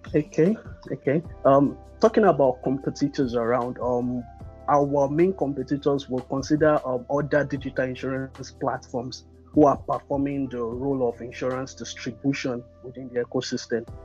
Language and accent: English; Nigeria; I'm a Nigerian born tech entrepreneur